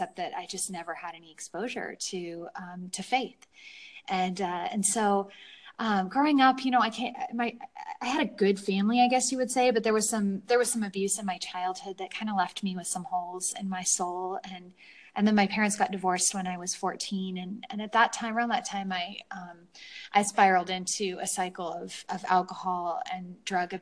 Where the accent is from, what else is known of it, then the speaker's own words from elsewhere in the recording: San Francisco, California, United States; I grew up in California in San Francisco